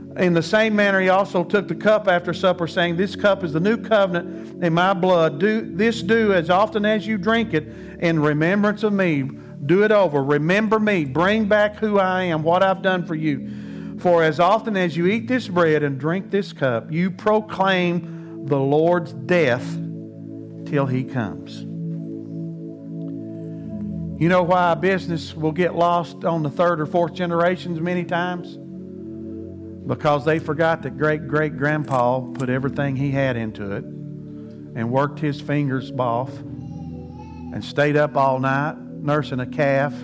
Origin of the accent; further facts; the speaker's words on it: United States; I speak that as American